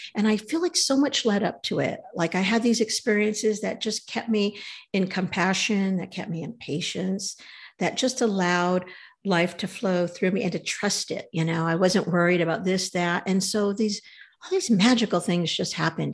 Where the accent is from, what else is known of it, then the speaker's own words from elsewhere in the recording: California, United States; We're from California